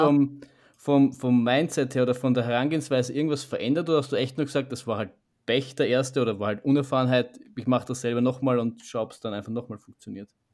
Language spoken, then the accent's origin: German; Vienna, Austria; so wie wir jetzt schaffen als, als, als Wiener